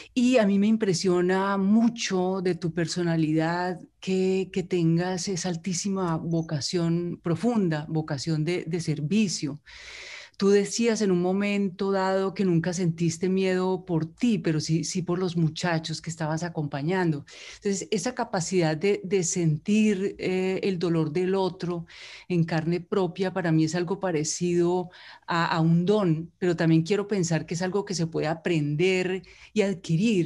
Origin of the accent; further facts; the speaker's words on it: Colombia; como colombiana